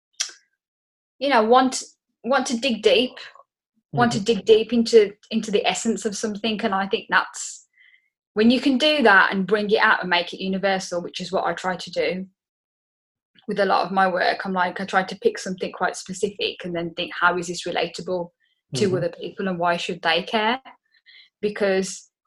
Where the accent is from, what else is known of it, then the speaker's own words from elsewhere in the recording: Black Country, West Midlands, United Kingdom; accent: Black Country; you can tell from my accent, I'm from the Black Country